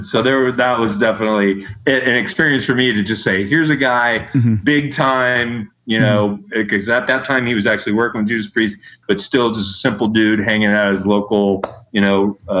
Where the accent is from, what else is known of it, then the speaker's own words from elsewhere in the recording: Canton, Ohio, United States; moved away as an adult; now in Delaware, United States; growing up in Canton